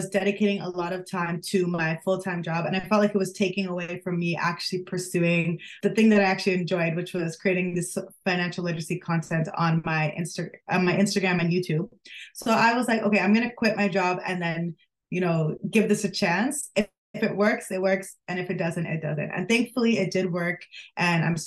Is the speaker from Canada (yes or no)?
yes; Toronto, Ontario, Canada; also born or lived in United Kingdom; I grew up in the Greater Toronto area